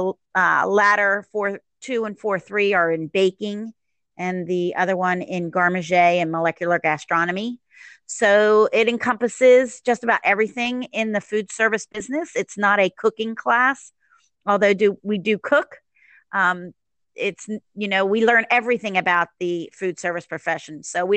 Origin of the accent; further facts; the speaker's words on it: Maryland, United States; now in Jacksonville, United States; No, I moved here in 91 from, Maryland. I'm from the DC area.